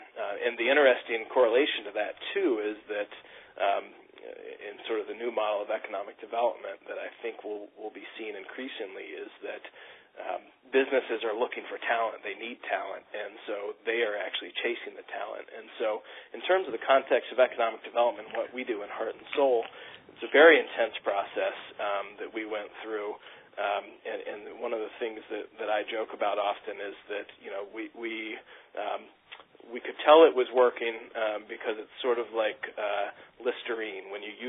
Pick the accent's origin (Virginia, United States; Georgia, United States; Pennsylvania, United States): Virginia, United States; now in Maine, United States; I came to Maine from Virginia